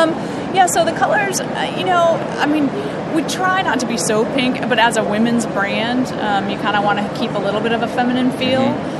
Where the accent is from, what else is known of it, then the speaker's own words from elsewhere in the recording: Austin, Texas, United States; this is …. We're from Austin, Texas.